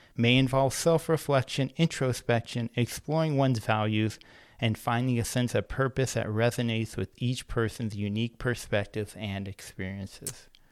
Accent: Antioch, California, United States; I grew up in Antioch, California

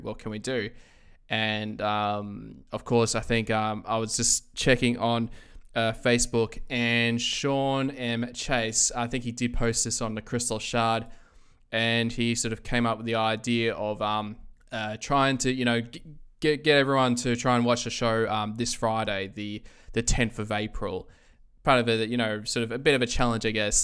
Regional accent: Australia; I'm from Australia

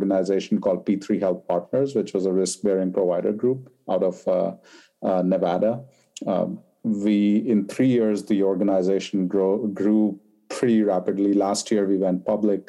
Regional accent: India; moved away; I was born and raised in India

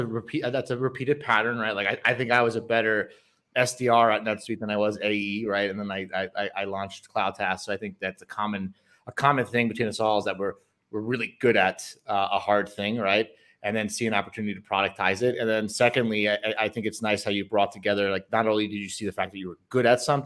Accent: Long Island, New York, United States; now in Medellin, Colombia; I was born in Long Island, and I remember going to the city as a 13-year-old

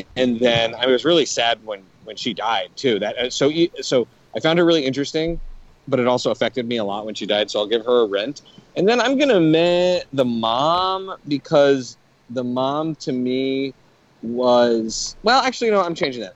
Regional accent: Canada; moved away; growing up in Canada

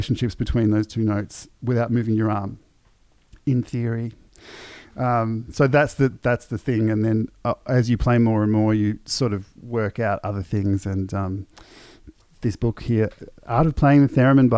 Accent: Melbourne, Victoria, Australia; I'm some punk from Melbourne

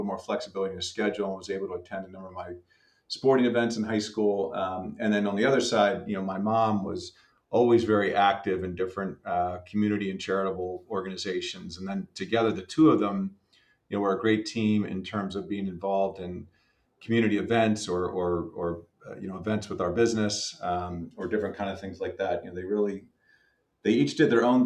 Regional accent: Philadelphia, Pennsylvania, United States; I was born and raised outside Philadelphia, kind of a lifelong Pennsylvanian and lifelong Philadelphian

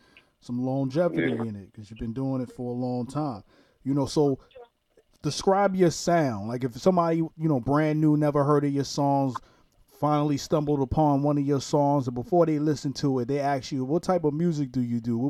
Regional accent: New York City, New York, United States; I'm originally from Brooklyn, New York. That's how we talk out there.

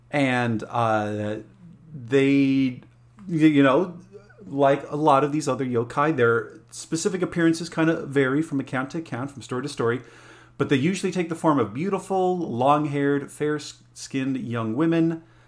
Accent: Alamosa, Colorado, United States; Well, I grew up in Colorado, there in Alamosa, the San Luis Valley.

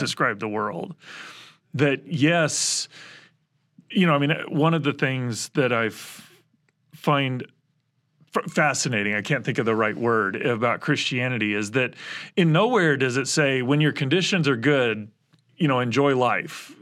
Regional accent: Midwest, United States; I was born in the Midwest.

